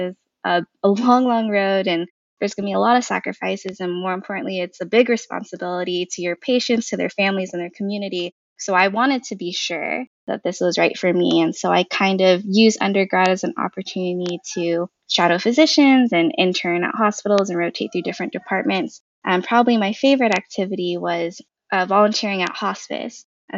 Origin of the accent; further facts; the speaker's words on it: Okinawa, Japan; born there; I was born in Okinawa, Japan, which is a small island off the coast of Japan.